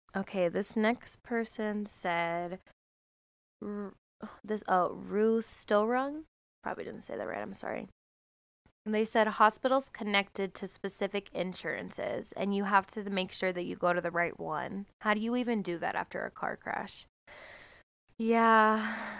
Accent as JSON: {"language": "English", "country": "United States", "said": "I'm American"}